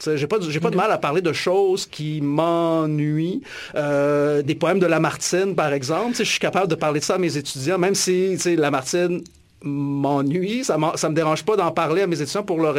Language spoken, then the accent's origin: French; Alma, Quebec, Canada; je suis originaire du, du Lac-Saint-Jean, puis en grandissant dans les années 80 à Alma